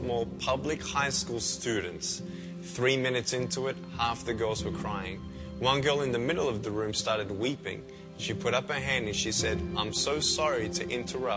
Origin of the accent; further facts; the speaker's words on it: Melbourne, Victoria, Australia; I was born in Melbourne, Australia, 1982